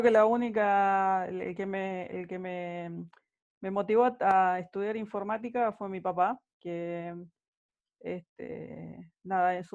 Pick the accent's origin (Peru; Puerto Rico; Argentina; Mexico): Argentina; San Salvador de Jujuy, Jujuy; also born or lived in Tucumán; nací en San Salvador de Jujuy. Soy jujeña, soy jujeña de nacimiento.